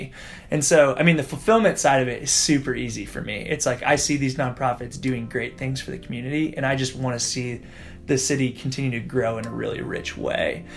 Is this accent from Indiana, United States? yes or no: yes; Indianapolis, Indiana, United States; I've had the privilege of growing up in Indianapolis, born and raised here, went to Butler University, literally have not left Indianapolis in any living capacity my entire life